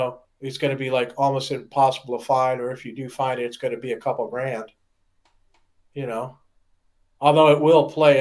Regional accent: outside of Detroit, Michigan, United States; I was made outside of Detroit

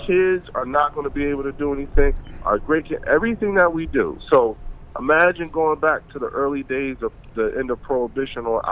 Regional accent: Trenton, New Jersey, United States; a little black boy from Trenton, New Jersey

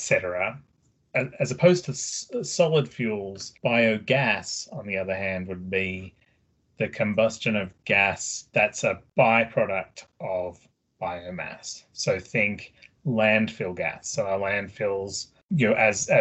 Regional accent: Australia; moved away as an adult; now in Oregon, United States; I do have an accent. I'm originally from Australia, but I've lived here in Oregon for 12 years now

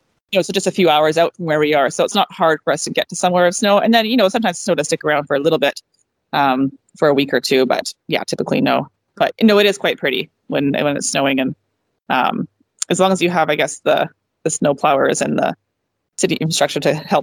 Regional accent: British Columbia, Canada; also born or lived in Texas / Vancouver; Yeah, so I grew up in British Columbia, which is where we live, a little bit farther north from where we are.

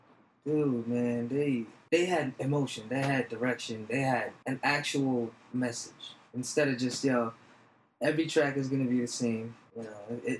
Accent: New York, United States; We grew up in New York, man. This is our stomping grounds.

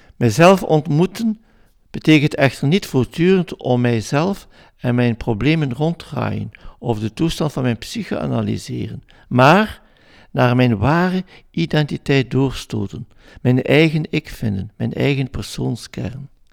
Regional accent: Flanders, Belgium; als Vlaming

